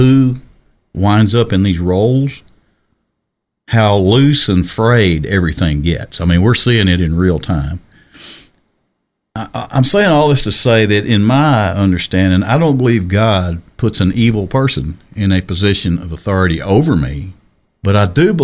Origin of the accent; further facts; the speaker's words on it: Arkansas, United States; I was born and raised in Arkansas